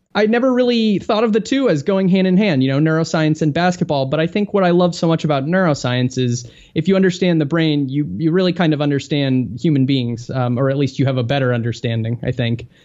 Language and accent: English; just south of Chicago, Illinois, United States; I grew up just a little bit south of Chicago